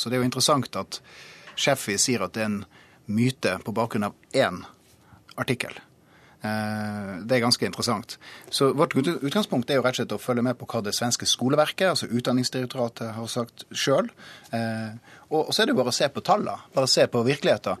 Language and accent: Norwegian; Troms, Norway; jeg kommer fra Troms